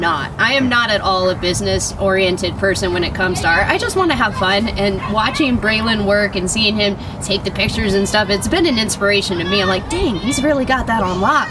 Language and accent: English; Spokane, Washington, United States; I grew up around Audubon area